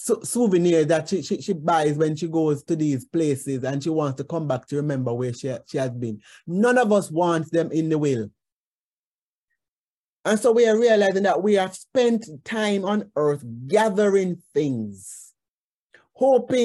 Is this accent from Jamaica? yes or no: yes; Jamaica; as Jamaican, especially Jamaican women